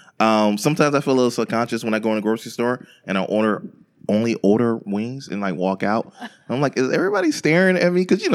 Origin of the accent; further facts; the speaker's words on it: Florida, United States; I'm from Florida